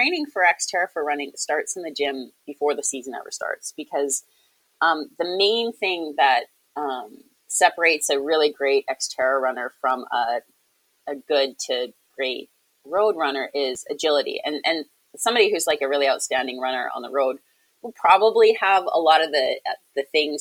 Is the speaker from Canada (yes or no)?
yes; Victoria, British Columbia, Canada; It's my hometown race.